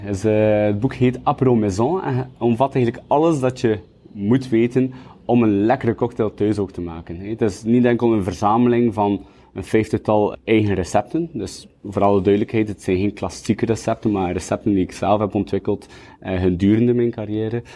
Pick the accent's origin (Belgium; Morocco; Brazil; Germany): Belgium; Kortrijk, Flanders; also born or lived in Kuurne; Ik ben geboren in Kortrijk op 23 juli 1992. Ik woon in Kuurne, naast Kortrijk